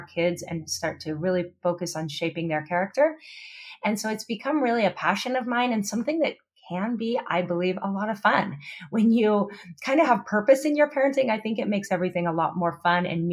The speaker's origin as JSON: {"language": "English", "region": "Pacific Northwest", "country": "United States", "moved": "as an adult", "lives_now": "Oahu, United States", "said": "I come from the Pacific Northwest originally, but my husband and I moved to Hawaii 19 years ago"}